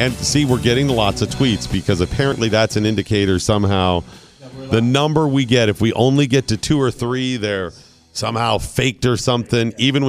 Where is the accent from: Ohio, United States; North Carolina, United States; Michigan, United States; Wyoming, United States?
Ohio, United States; born there; because I was born in Ohio.